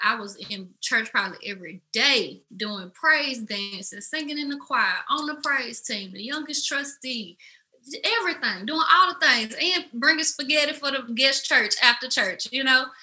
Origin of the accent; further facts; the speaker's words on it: Memphis, Tennessee, United States; I am from Memphis, Tennessee, as you can probably tell by my accent.